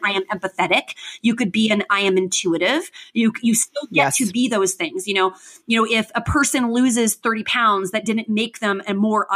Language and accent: English; Tucson, Arizona, United States; I was raised in Tucson